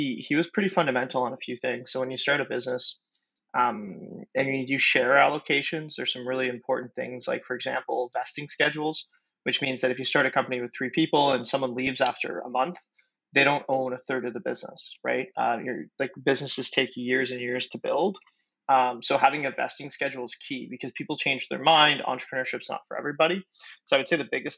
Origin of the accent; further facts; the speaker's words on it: Ottawa, Ontario, Canada; I'm from Ottawa, Canada, and I'm one of the co-founders of Noibu